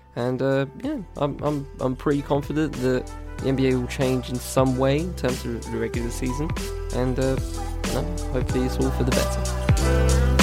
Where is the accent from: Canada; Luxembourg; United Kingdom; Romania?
United Kingdom; as a British person